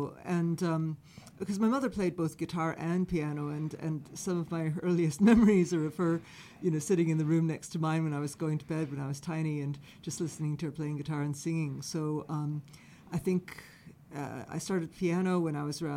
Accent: Chicago, Illinois, United States; moved away as an adult; also born or lived in Spain / Ireland; now in Cornwall, United Kingdom; I grew up in Chicago, which is where my mother was from.

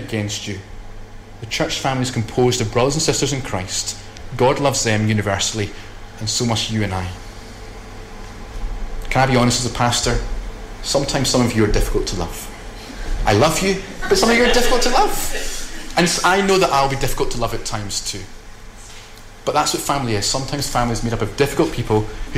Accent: Scotland, United Kingdom

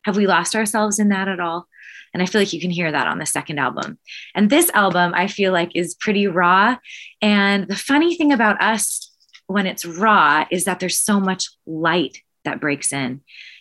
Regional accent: Canada; We're from Canada where there's 8 hours between shows and 8 people at shows

